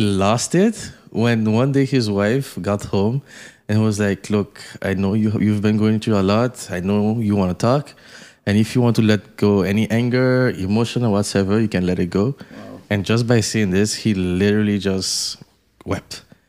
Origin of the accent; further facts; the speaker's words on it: Haiti; Because as I said, I'm originally from Haiti. My parents are Haitian and all.